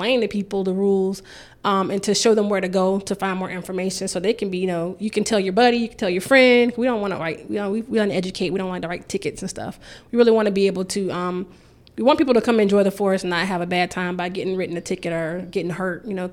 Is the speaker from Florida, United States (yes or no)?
yes; Jacksonville, Florida, United States; my hometown, Jacksonville. So from my perspective, I grew up downtown Jacksonville